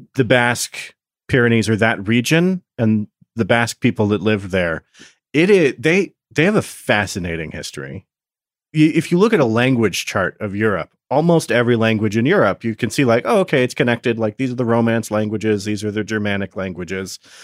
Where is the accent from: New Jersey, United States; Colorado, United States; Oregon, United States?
Oregon, United States; I grew up in Oregon for a lot of my childhood